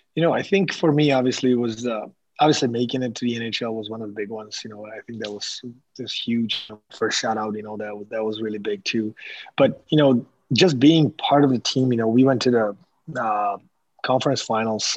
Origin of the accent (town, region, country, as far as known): Slovakia; English is a second language; moved away